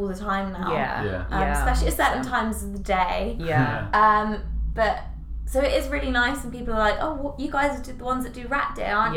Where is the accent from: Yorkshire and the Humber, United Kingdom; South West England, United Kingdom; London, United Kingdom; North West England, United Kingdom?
South West England, United Kingdom; Devon; moved away; I'm from Devon